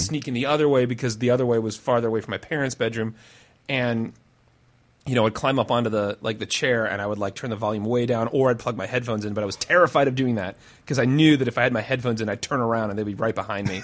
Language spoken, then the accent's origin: English; Clive, Iowa, United States; I grew up in Lutheran Iowa